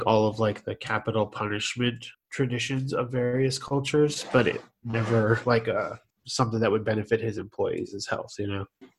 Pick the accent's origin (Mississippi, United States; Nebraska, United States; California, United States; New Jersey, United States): New Jersey, United States; I'm from Jersey.